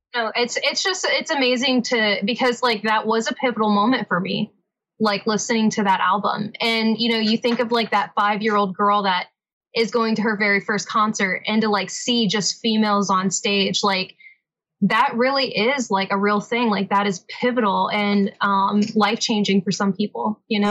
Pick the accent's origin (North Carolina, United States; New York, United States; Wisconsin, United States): North Carolina, United States; now in Nashville, United States; I'm originally from uh, North Carolina